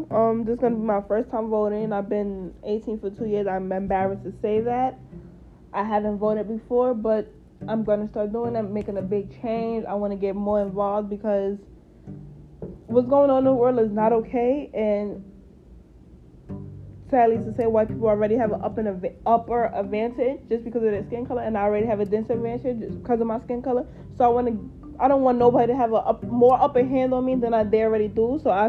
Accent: United States; My family is African American. My mom is African American. My dad is African American. I'm just full blown African American

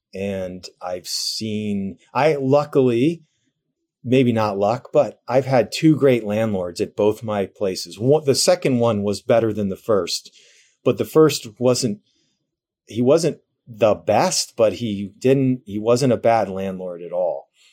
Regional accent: New Jersey, United States; also born or lived in New York / New York City; I grew up in New Jersey.

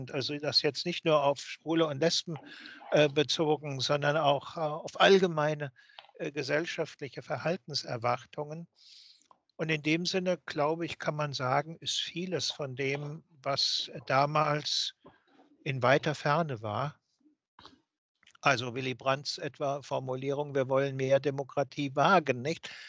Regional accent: West Germany, Germany; wenn Sie mich als äh, äh Wessi äh, sich vorstellen

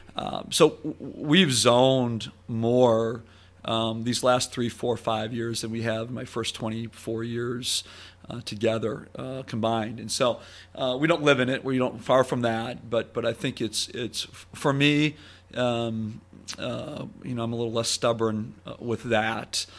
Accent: Sheboygan, Wisconsin, United States; moved away; growing up in Sheboygan

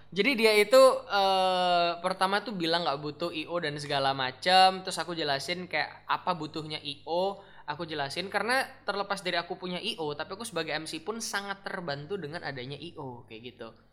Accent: Bali, Indonesia; now in Surabaya, Indonesia; aku kan bukan dari Surabaya basically maksudnya aku gede di Bali ya kan Bali

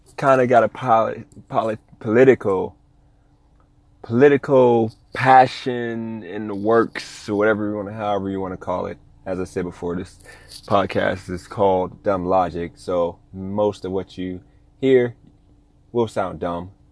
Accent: Ohio, United States; now in Las Vegas, United States; I'm from Ohio

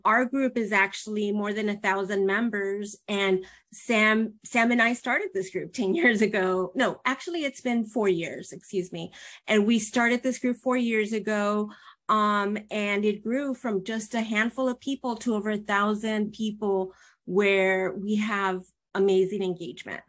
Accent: Mexico; We're from Mexico

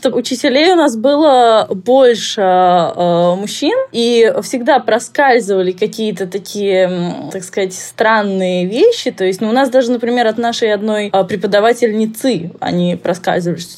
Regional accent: Slovakia; also born or lived in Moscow, Russia; где-то с лет двух-трех мы начали ездить в Словакию, у меня то есть здесь мама работала, потом перебрались вообще.

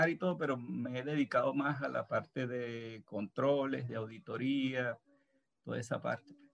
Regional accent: Venezuela; moved away as an adult; now in Buenos Aires, Argentina; eh, estoy aquí en la ciudad de Buenos Aires. Eh, soy de Venezuela.

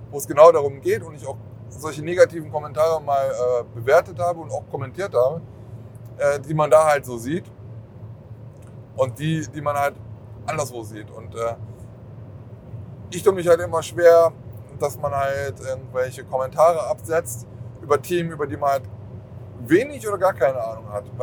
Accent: Germany; ich komme von ganz irgendwo anders und deswegen, also ich komme zwar aus Deutschland

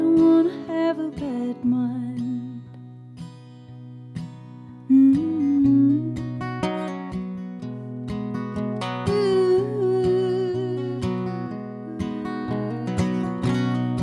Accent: the South, United States; growing up in the South

